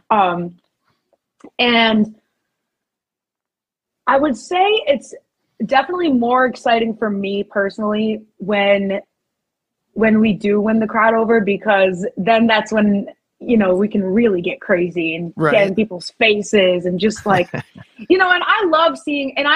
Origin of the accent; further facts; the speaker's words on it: Northeast, United States; it's my hometown